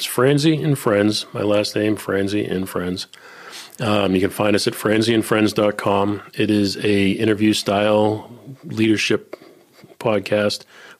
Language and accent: English; Boston, Massachusetts, United States; Yeah. I'm from Boston.